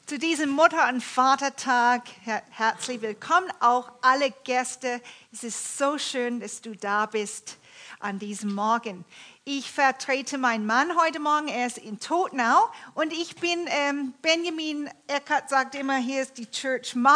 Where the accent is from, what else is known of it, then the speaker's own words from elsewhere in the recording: Toronto, Ontario, Canada; Ich bin in Kanada aufgewachsen, in der Großstadt Toronto